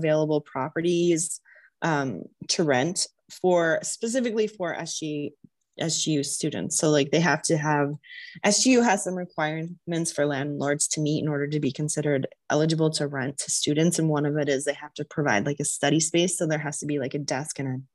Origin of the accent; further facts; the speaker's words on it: Arizona, United States; I'm from Arizona, so I'm kind of used to how hot the sun is